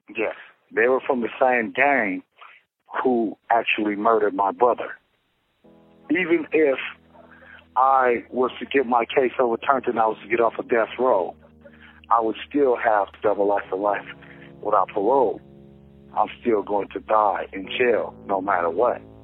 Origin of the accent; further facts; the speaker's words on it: Los Angeles, California, United States; I'm from Los Angeles, California